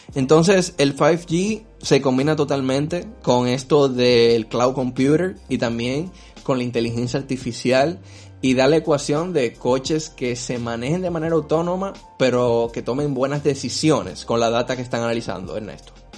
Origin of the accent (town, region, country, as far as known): Dominican Republic